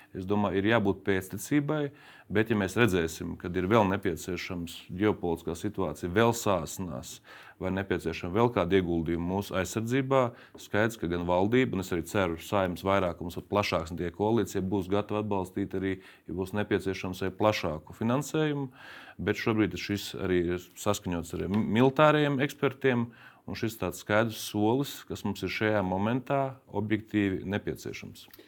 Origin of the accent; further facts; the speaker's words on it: Latvia; manā dzimtajā novadā